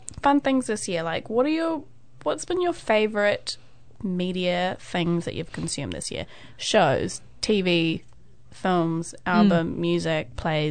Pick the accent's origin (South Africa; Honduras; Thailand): Thailand; Bangkok; now in New Zealand; I was born in Bangkok.